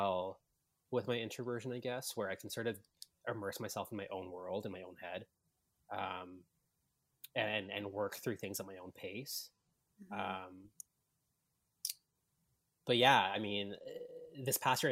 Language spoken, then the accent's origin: English; Vancouver, British Columbia, Canada; moved away as an adult; now in Toronto, Canada; I was born and raised in Vancouver, actually. So I'm a West Coast guy